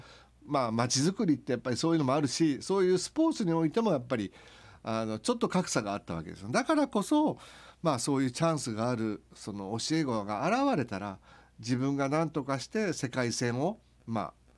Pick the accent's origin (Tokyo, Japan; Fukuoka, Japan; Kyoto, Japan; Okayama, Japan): Okayama, Japan; 僕らのふるさと岡山